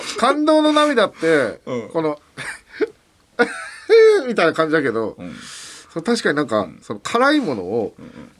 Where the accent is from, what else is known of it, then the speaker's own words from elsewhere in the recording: Sapporo, Hokkaido, Japan; 我々の地元の札幌